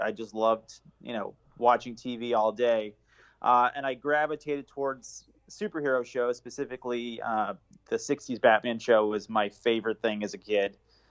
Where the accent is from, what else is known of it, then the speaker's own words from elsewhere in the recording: Bethpage, New York, United States; also born or lived in Queens, New York; I was born in Queens, Jamaica, Queens, and then when I was about 3 and a half, we moved to Bethpage on Long Island.